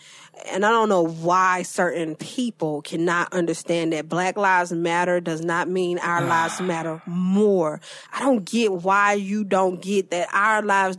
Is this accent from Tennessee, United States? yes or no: yes; Memphis, Tennessee, United States; moved away; also born or lived in Atlanta; I'm not from Atlanta. I'm from Memphis, but, you know, by way of Atlanta.